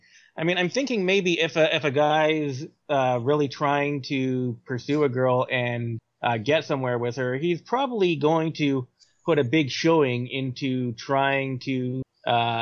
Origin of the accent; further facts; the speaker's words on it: Canada; I'm Canadian